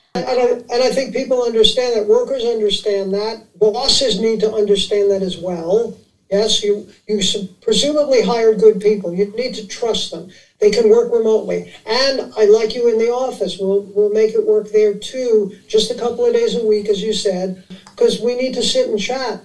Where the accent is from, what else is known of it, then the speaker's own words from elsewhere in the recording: New York City, New York, United States; I grew up in Manhattan